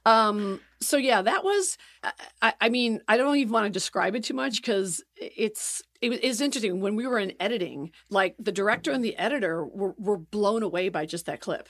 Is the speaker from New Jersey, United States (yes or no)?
no; Chicago, Illinois, United States; moved away as an adult; also born or lived in Oak Park, Illinois / Los Angeles; I'm from Chicago, so I grew up loving Second City. And when I moved to L A when I was eighteen